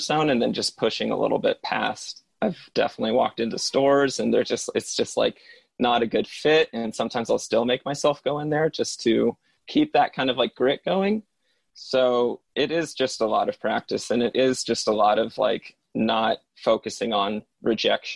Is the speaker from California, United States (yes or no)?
yes; Lotus, California, United States; moved away; my hometown, put the name Lotus underneath them